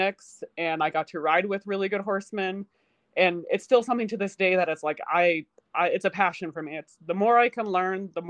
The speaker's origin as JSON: {"language": "English", "region": "Utah", "country": "United States", "tie": "born or raised there", "also_born_or_lived": "Colorado"}